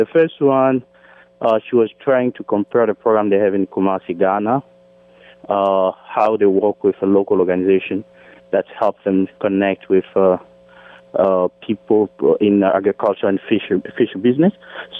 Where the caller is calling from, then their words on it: Fairfax, Virginia, United States; I'm calling from Fairfax, Virginia.